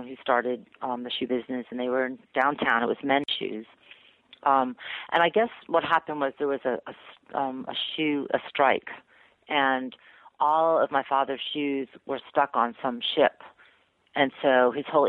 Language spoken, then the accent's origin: English; Newton, Massachusetts, United States; moved away as an adult; also born or lived in Atlanta; I grew up in Newton, which is a sort of affluent suburb of Boston